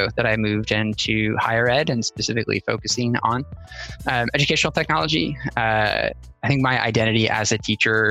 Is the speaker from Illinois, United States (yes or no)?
yes; outside Chicago, Illinois, United States; moved away; I grew up outside Chicago